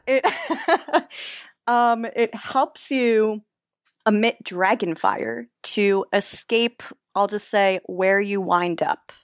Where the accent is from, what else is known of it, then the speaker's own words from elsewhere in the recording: New Jersey, United States; I'm from Jersey, uh, which is near Six Flags Great